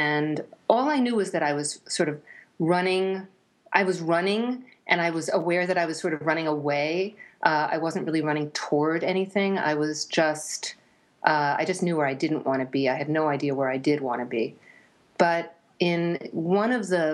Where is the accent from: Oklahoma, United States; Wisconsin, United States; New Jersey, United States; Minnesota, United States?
New Jersey, United States; suburban; also born or lived in New York City, United States; I was born in New York City and raised in suburban New Jersey